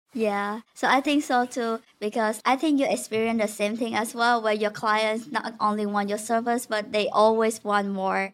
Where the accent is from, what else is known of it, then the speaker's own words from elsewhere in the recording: Vietnam; moved away as an adult; now in United States; I'm originally from Vietnam